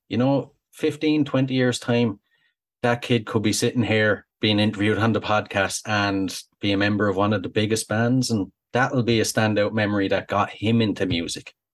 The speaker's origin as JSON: {"language": "English", "country": "Ireland"}